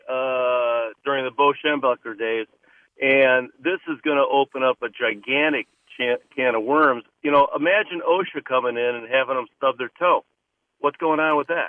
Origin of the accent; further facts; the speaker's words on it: Michigan, United States; now in Connecticut, United States; I grew up in Michigan.